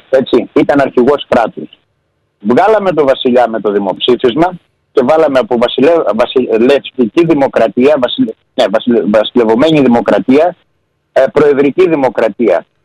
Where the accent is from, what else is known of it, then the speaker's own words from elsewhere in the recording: Greece; Έχουμε και ένα άτιμο φιλότιμο, σαν Έλληνες.